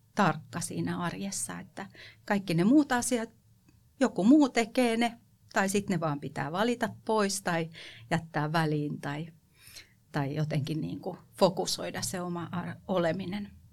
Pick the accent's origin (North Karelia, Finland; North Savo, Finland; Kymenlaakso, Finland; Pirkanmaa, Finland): Kymenlaakso, Finland; Kotka; also born or lived in western Uusimaa; Kotkahan on mulle tosi rakas kotikaupunki, vaikka mä oon itse asiassa syntynyt läntisellä Uudellamaalla, niin mä oon pisimpään asunut Kotkassa